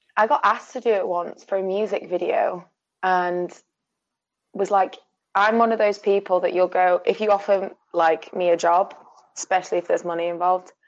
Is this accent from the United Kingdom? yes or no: yes; Sheffield, Yorkshire and the Humber, United Kingdom; now in Glasgow, United Kingdom; I live in Glasgow at the moment, but I'm from Sheffield